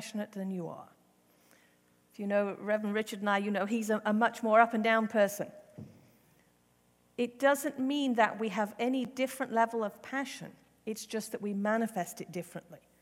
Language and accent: English; England, United Kingdom; moved away; I was raised in the Methodist Church in England. I attended an Anglican or Church of England school.